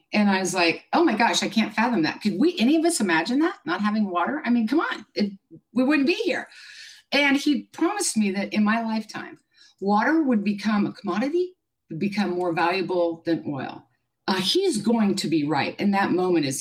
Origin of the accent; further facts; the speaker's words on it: Kansas, United States; moved away; also born or lived in Hinckley; I was born and raised in Kansas. I'm pretty simple, hardworking Midwest girl.